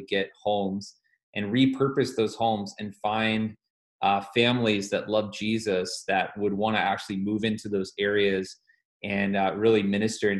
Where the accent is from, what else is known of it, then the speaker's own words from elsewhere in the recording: Atlanta, Georgia, United States; moved away as an adult; now in Columbus, United States; I'm originally from the Atlanta area and moved away from that area in about 2009